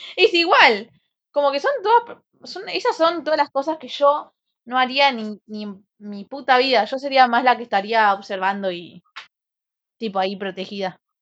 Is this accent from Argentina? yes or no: yes; Colón, Argentina; Soy de Colón